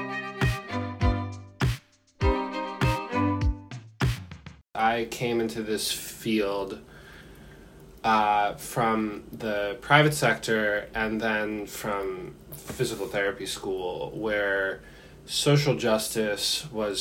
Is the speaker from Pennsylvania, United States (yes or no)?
yes; Philadelphia suburbs, Pennsylvania, United States; I grew up, I say I'm from Philadelphia, but that's just to make things simpler for people to understand. Like, I grew up in the suburbs, like an affluent suburb